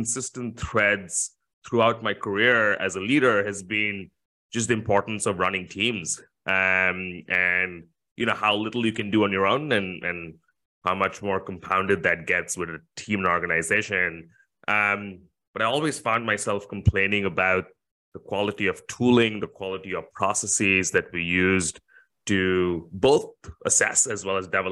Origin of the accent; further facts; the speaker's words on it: India; moved away as an adult; also born or lived in California / New York / Latin America; now in Singapore; I was born in India and moved to Singapore initially for university